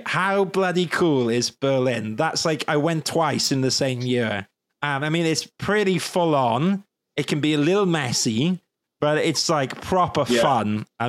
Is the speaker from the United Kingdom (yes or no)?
yes; Wales, United Kingdom; But being Welsh was brilliant because everyone up north bloody loved me.